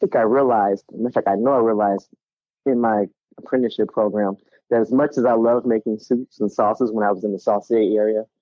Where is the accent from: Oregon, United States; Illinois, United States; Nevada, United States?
Illinois, United States; Chicago; moved away as an adult; now in Charleston, United States; I am born and raised in Chicago. I live in Charleston, South Carolina